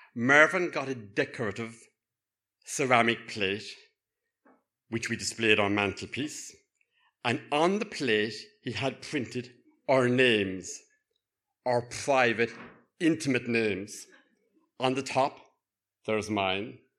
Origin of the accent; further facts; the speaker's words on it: Cork, Munster, Ireland; accent: Cork; now in Northern Ireland; my lilting cock accent